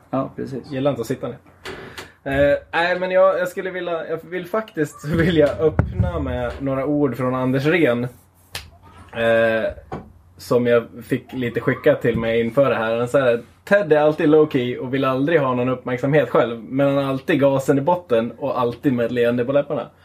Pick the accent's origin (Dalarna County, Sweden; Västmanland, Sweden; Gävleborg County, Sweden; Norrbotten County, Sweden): Gävleborg County, Sweden; Gävle; Hemma i Gävle en Norrland och en whiskypinne på bordet.